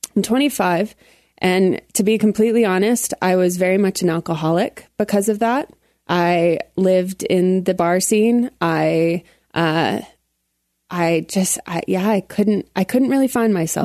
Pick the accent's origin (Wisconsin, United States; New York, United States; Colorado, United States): Colorado, United States; Colorado Springs; I grew up in Colorado Springs